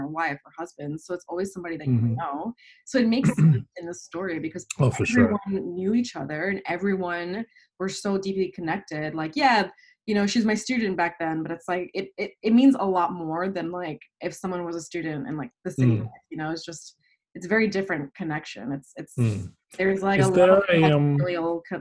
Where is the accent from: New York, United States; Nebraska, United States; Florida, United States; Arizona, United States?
New York, United States; New York City; I grew up in Staten Island, New York